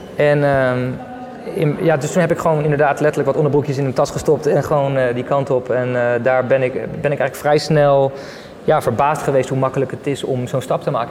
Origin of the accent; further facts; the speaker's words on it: Leiderdorp, South Holland, Netherlands; moved away as an adult; also born or lived in South India / Friesland; Ik ben geboren in Leiden, Leiden-dorp om precies te zijn